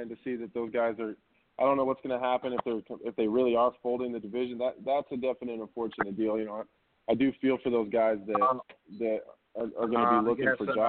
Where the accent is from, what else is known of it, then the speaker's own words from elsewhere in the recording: Nebraska, United States; I'm from Nebraska.